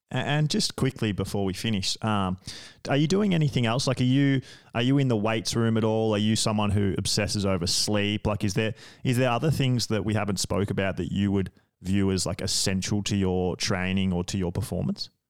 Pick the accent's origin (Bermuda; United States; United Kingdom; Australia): Australia; I'm from Australia, and, like, beaches are just a massive part of our culture